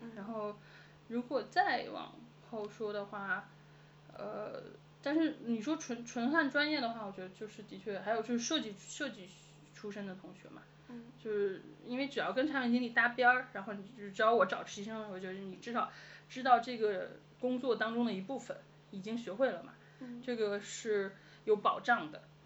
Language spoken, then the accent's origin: Chinese; Beijing, China; 我是北京人